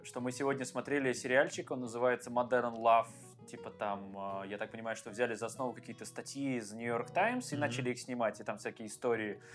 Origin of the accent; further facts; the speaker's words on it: Penza, Penza Oblast, Russia; moved away as an adult; now in Saint Petersburg, Russia; У меня просто есть друзья с моего родного города Пензы